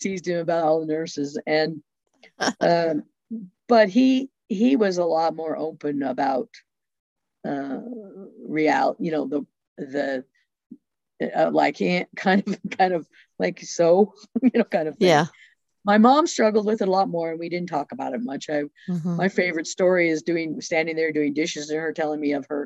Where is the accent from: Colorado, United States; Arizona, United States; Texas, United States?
Colorado, United States; Boulder; also born or lived in Western Slope, Colorado; I grew up in Boulder, Colorado, and went to the First United Methodist Church for, till I went off to college